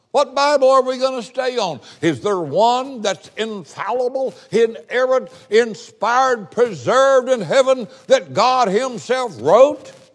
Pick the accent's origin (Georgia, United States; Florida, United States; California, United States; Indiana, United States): Indiana, United States; also born or lived in Appalachia; I came from a poor family. We were Appalachian people. I was born in Indiana